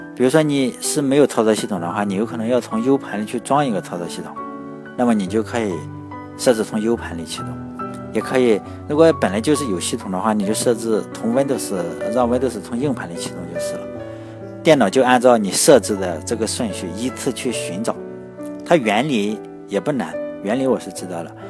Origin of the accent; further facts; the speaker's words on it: Shandong, China; 我们山东嘛，我是山东的，我们老家的土话就叫洋火枪